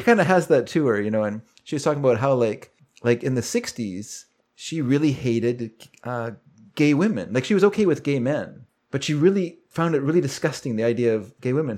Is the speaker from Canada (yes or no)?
yes; Vancouver, British Columbia, Canada; when I was a kid, I grew up here in Vancouver.